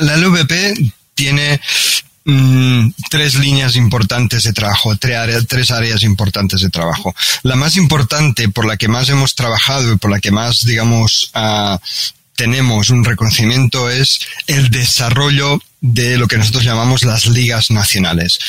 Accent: Catalonia, Spain; now in Barcelona, Spain; aunque yo no soy de Barcelona, soy, soy, soy catalán, de un pequeño pueblo de, Cataluña

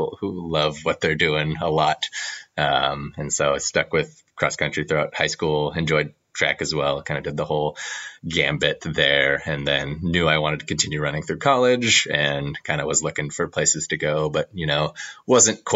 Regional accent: San Jose, California, United States; I'm from Santa Clara, San Jose

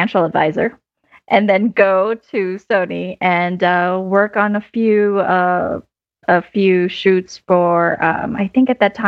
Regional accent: Philippines; moved away as an adult; now in United States; I grew up in the Philippines. I actually moved to the US about 20 years ago

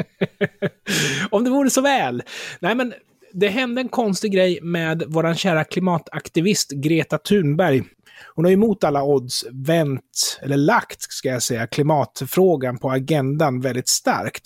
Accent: Sweden; jag som svensk i Sverige

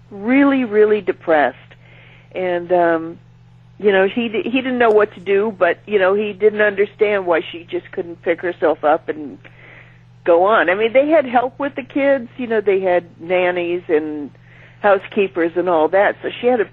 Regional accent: San Francisco, California, United States; I'm from San Francisco.

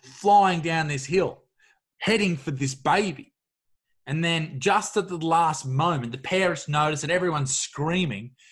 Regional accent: Newcastle, New South Wales, Australia; Dudley Beach, where I grew up in Newcastle

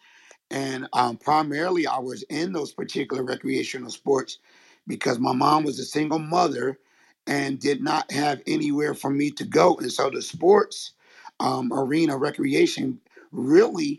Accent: Philadelphia, Pennsylvania, United States; I am from Philadelphia, Pennsylvania

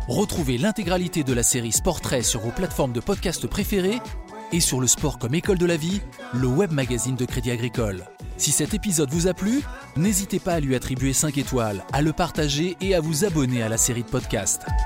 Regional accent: Bourges, Centre-Val de Loire, France; moved away; also born or lived in Auxerre; Moi je suis né à Bourges, je jouais tout le temps avec mon frère euh, qui a 6 ans de plus que moi

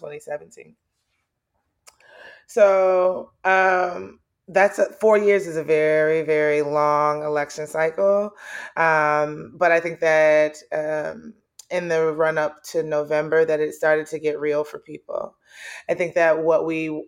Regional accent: Atlanta, Georgia, United States; also born or lived in Nigeria; I was born in Nigeria and raised in Southwest Atlanta

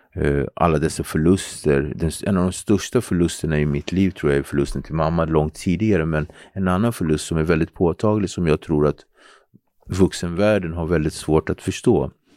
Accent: Nacka, Stockholm County, Sweden; born or raised there; also born or lived in Cape Verde (heritage) / Henriksdalsringen, Nacka

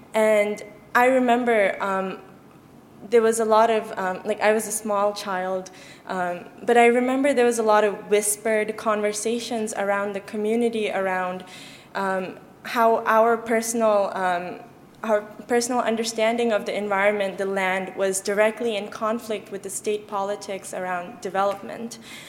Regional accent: Nepal; born there; And so I was born in Nepal, but my parents, they left Tibet in 1959

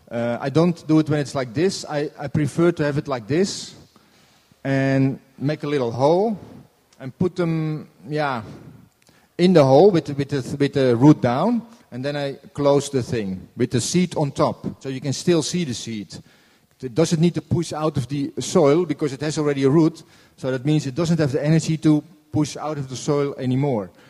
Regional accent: Norway; I'm from Norway.

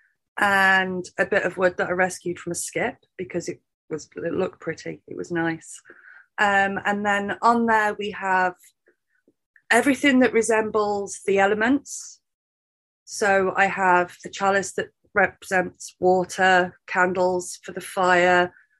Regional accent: United Kingdom; being British

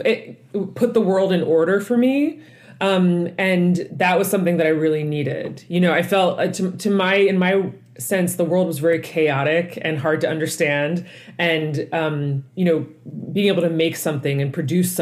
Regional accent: Lansdale, Pennsylvania, United States; now in New York, United States; I grew up in Lansdale, Pennsylvania

